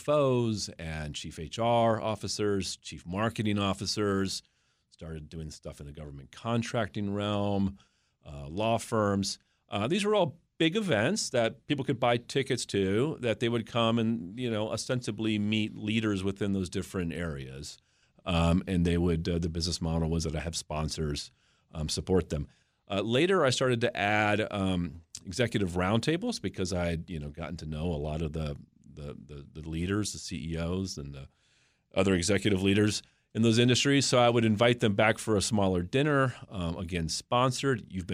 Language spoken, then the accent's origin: English; Mount Vernon, Virginia, United States; Well, I'm a native of the region. I grew up in Mount Vernon area, Virginia.